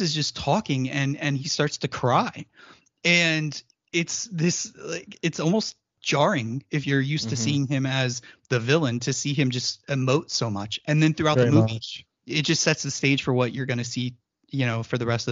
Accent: United States

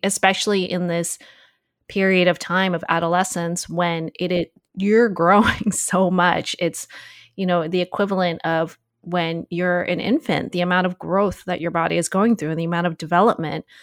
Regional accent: United States; being Asian American

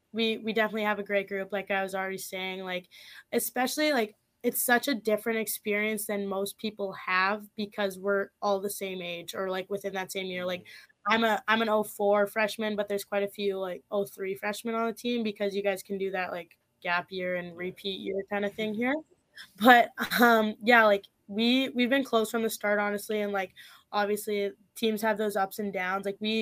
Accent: Saskatchewan, Canada; Well, like I said, obviously, like, I'm from Saskatchewan. I didn't know anyone when I was coming here.

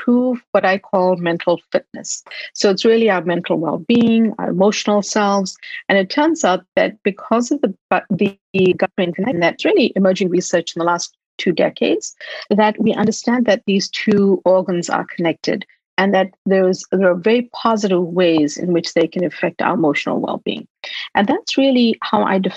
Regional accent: Durban, KwaZulu-Natal, South Africa; moved away as an adult; now in United States; I was born in Durban in South Africa, and I moved to the US to study.

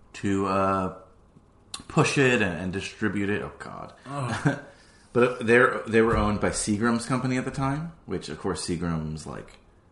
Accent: New Jersey, United States; moved away; No, it's not my home state. It's a state I grew up in.

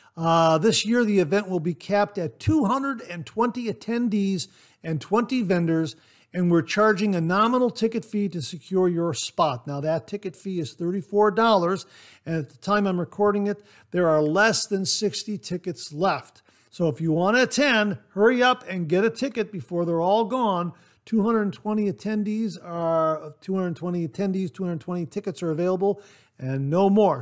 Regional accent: Ohio, United States; my home state, Ohio

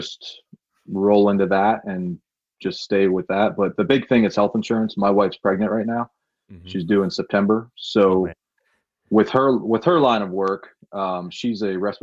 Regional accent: Williamsport, Pennsylvania, United States; I'm from Williamsport

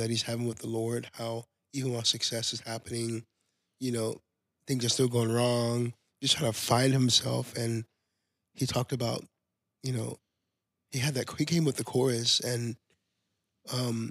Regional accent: Baytown, Texas, United States; also born or lived in Trinidad and Tobago; now in Houston, United States; my hometown in Baytown, Texas

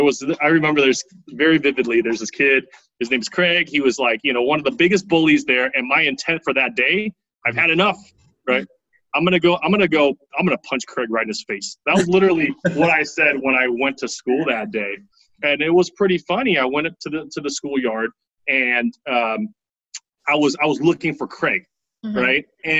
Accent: Taiwan; Because growing up in Taiwan, well, just a kid running around, it was awesome, right?

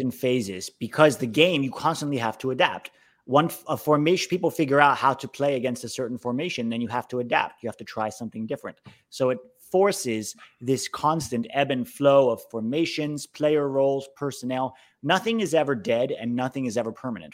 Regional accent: United States; as an American fan

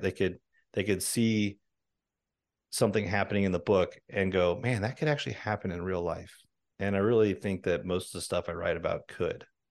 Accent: Washington, United States; I grew up in Washington State

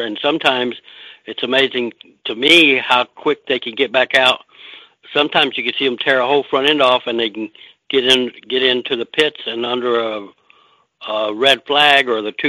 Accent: Texas, United States; now in Pennsylvania, United States; that's the reason I came from Texas, is because you can be central to many, many racetracks

